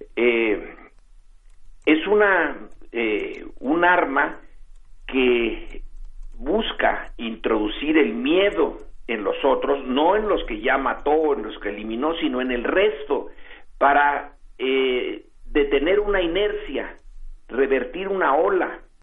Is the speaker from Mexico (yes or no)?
yes; Mexico; nosotros como mexicanos